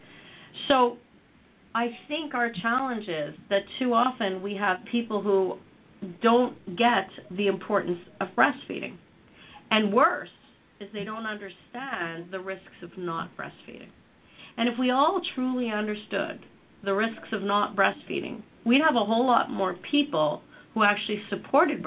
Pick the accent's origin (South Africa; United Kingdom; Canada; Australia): Canada; I come from Canada